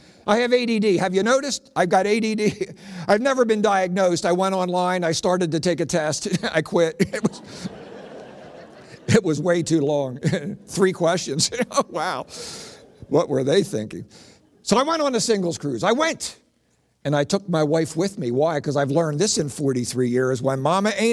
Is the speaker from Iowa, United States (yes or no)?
no; Philadelphia, Pennsylvania, United States; I grew up in South Philly